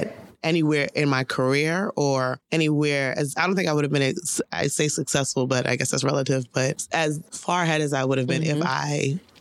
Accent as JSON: {"language": "English", "town": "New York City", "region": "New York", "country": "United States", "said": "I'm from the Bronx"}